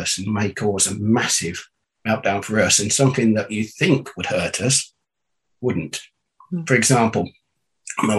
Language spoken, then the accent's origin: English; Northamptonshire, East Midlands, United Kingdom; I'm from the UK, from England, and born and raised in Northamptonshire, which is the middle of England